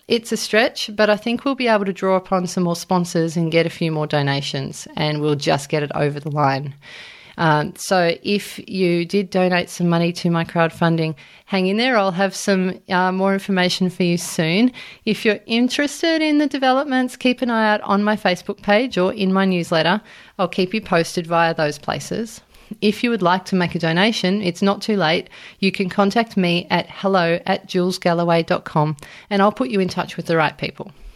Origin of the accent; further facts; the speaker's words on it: Australia; I was from Australia